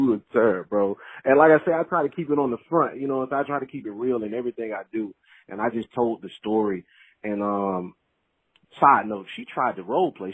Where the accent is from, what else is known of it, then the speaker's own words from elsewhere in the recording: Mississippi, United States; we're both from Mississippi